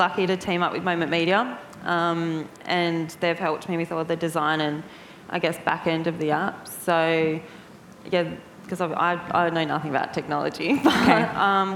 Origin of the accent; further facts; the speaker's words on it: Byron Bay, New South Wales, Australia; also born or lived in Sydney; from Australia, so I grew up on the East Coast, up a little place called Byron Bay, and then moved to Sydney for modelling